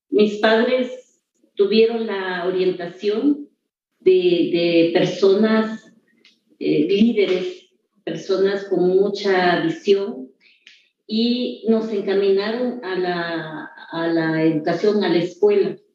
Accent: Juncaná, Chiapas, Mexico; Soy oriunda de Juncaná, del municipio de La Trinitaria, Chiapas. También es un lugar que tiene mucha historia, que tiene mucha cultura. Soy hija de, una mujer campesina.

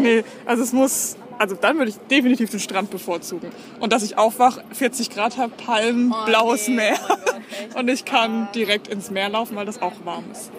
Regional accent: Baden-Württemberg, Germany; bei uns in Baden-Württemberg

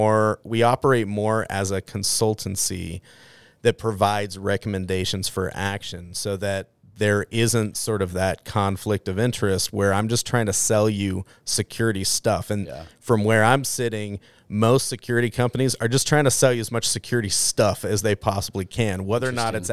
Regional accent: Boise, Idaho, United States; I grew up right here in Boise, Idaho.

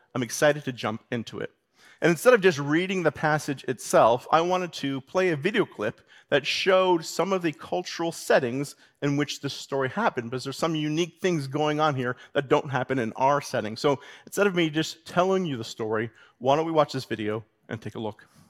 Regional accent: Canada; as a Canadian

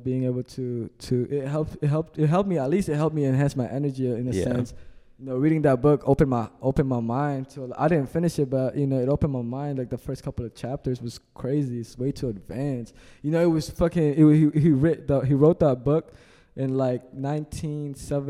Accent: Olongapo, Central Luzon, Philippines; also born or lived in Japan; now in Virginia, United States; I was from the Philippines, you know, like, you know, one house with 13 people to moving to Japan, finally staying in Virginia

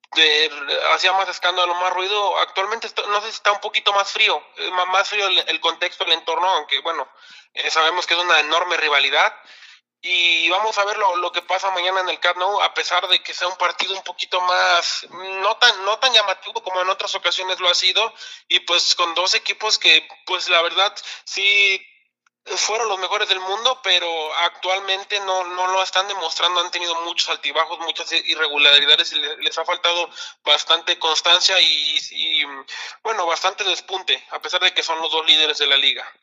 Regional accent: Puente de Ixtla, Morelos, Mexico; aquí en mi pueblo, en Puente Discla

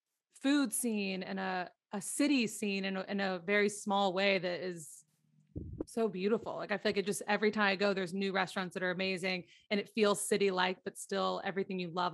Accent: the South, United States; now in Los Angeles, United States; I love being from the South. Like, I mean, anytime someone asks where I'm from, I'm like, I'm from the South.

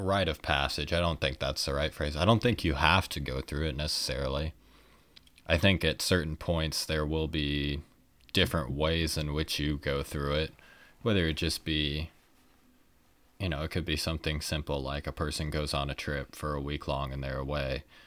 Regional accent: Kansas City, United States; I was from Kansas City

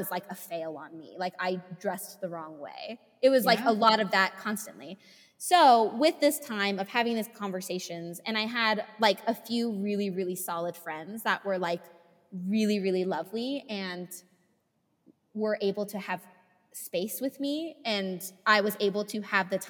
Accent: California, United States; now in Utah, United States; I'm from California, but I live in Utah

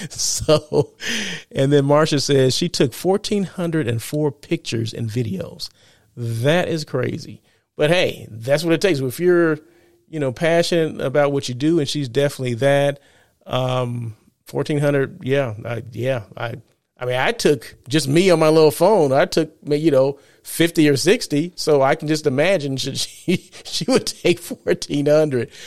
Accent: Blythe, California, United States; now in Los Angeles, United States; growing up in Blythe, uh, where one hundred and ten degrees

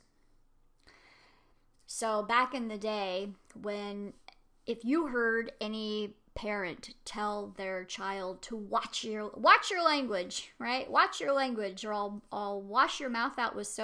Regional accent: United States; I'm an American

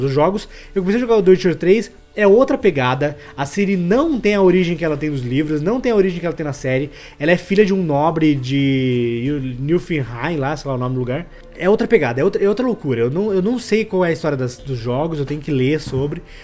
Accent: Fazenda Rio Grande, Paraná, Brazil; eu nem sou de Curitiba, eu sou de Fazenda Rio Grande, que é metropolitano ali

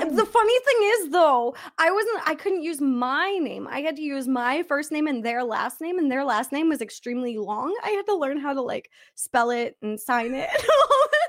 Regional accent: Canada; Listen to me being Canadian.

